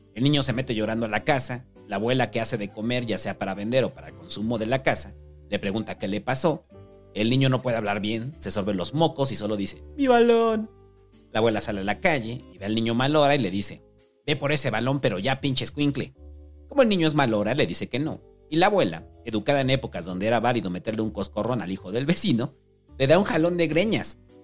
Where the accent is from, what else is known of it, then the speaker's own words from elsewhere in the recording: Mexico City, Mexico; los que vivimos toda nuestra vida en la mancha urbana, quienes tenemos nuestro origen en la vida de ciudad, de la periferia, que terminó volviéndose ciudad